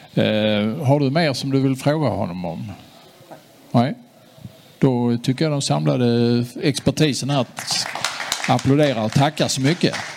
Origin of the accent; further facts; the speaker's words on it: Sweden; Vi som är svenskar